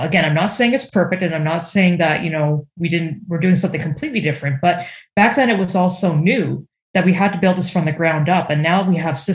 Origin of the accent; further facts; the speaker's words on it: Canada; up here in Canada, I'm Canadian